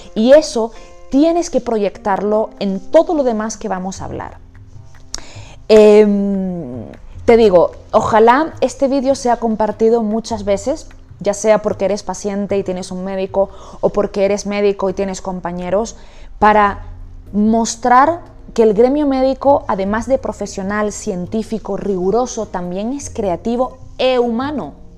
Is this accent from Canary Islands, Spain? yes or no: yes; Canary Islands, Spain; moved away as an adult; also born or lived in Amsterdam, Netherlands / United States / Barcelona / Madrid; now in Bogotá, Colombia; soy española, he, vivido, he trabajado y vivido en Barcelona, Madrid y por supuesto en las Islas Canarias, de donde soy, y ahora en Bogotá